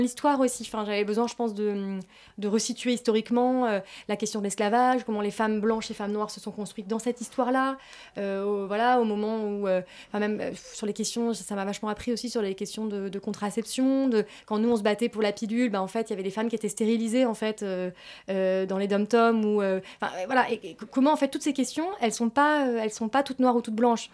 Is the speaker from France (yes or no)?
yes; France; j'ai grandi, euh, voilà, j'ai grandi en France